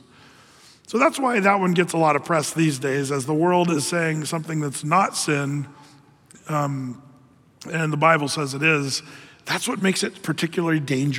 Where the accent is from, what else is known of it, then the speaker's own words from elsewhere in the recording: Ashland, United States; growing up in Ashland, going to school down there